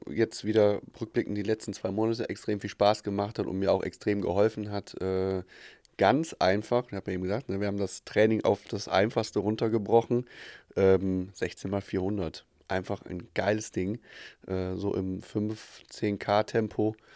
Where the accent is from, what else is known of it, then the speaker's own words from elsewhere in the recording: Aachen, North Rhine-Westphalia, Germany; ja, da geht man schon gezielt hin als Aachener.